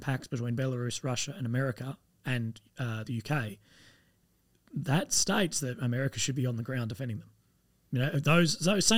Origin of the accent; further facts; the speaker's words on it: Australia; I'm Australian.